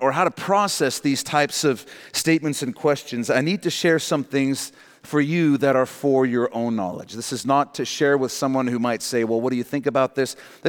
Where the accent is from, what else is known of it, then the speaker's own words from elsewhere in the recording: South Africa; I grew up in that in South Africa, actually.